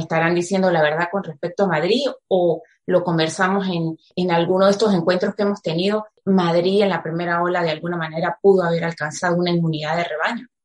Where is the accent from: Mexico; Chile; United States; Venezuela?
Venezuela; now in Spain; como decimos en venezolano